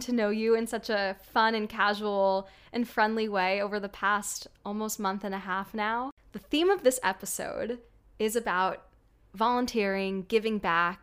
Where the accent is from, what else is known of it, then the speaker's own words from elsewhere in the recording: New York City, New York, United States; myself growing up in New York City